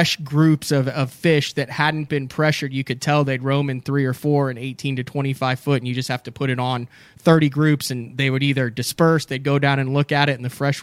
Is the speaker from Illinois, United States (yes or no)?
yes; Central Illinois, United States; now in Oklahoma, United States; I grew up in Central Illinois